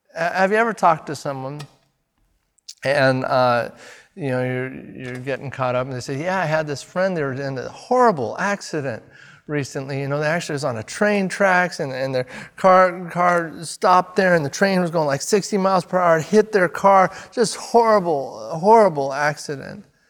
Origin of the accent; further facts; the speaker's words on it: United States; I'm, I'm an American